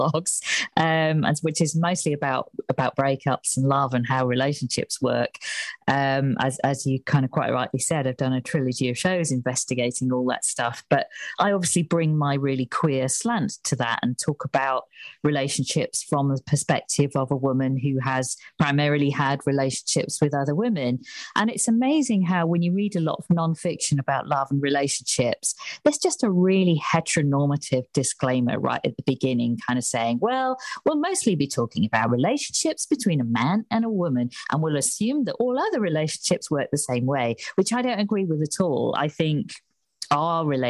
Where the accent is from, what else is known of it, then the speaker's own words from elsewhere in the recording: Ormskirk, North West England, United Kingdom; also born or lived in Crosby; now in London, United Kingdom; I grew up in a place called Ormskirk, which I always tell people is a bit near Liverpool